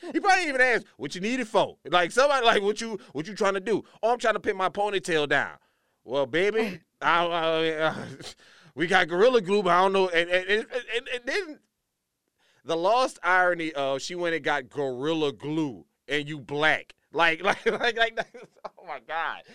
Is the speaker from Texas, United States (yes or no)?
no; Louisiana, United States; moved away; she from my home state, disappoint my home state, proving that the education system in Louisiana is lacking